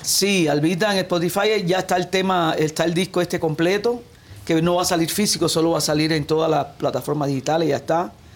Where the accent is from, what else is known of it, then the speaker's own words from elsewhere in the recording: Cuba; moved away; Yo me crié en mi casa con esa música, la trova, el punto guajiro, la música guajira. Después el barrio era toda la música santería, la rumba, el guaguancó